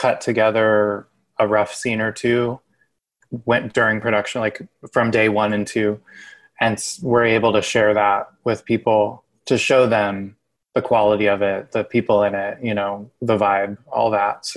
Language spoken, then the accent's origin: English; Illinois, United States; moved away; in Illinois, in my hometown